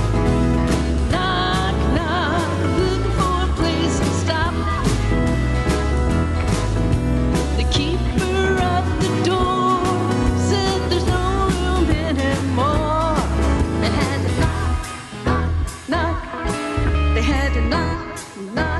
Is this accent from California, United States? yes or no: yes; Camarillo, California, United States; We all grew up in Camarillo